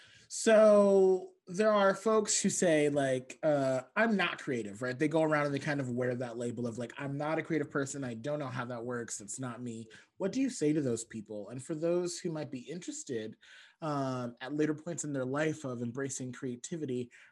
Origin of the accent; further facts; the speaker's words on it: Barbados; I'm from Barbados, so yeah, that's my cousin.